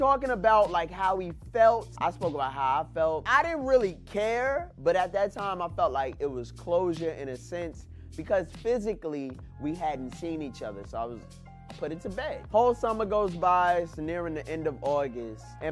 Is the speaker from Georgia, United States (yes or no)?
no; New York City, New York, United States; I'm from Brooklyn, New York